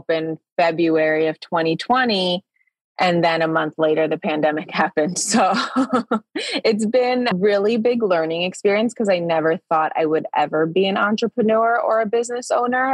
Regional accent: Chicago, Illinois, United States; now in Arizona, United States; I'm originally from Chicago

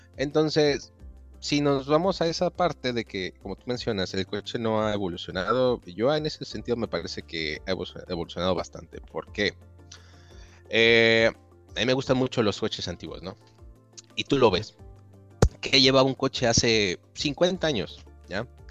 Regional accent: Mexico; moved away as an adult; also born or lived in Italy; now in Germany; yo soy originario de México

